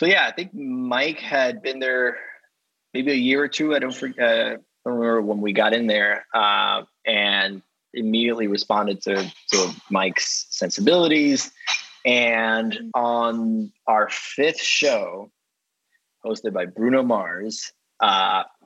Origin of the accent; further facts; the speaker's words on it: Dominican Republic; moved away; I grew up in the Dominican Republic